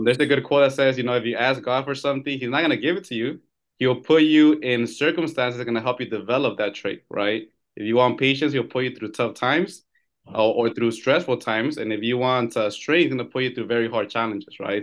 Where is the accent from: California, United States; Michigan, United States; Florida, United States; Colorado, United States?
California, United States; I'm born and raised here in California.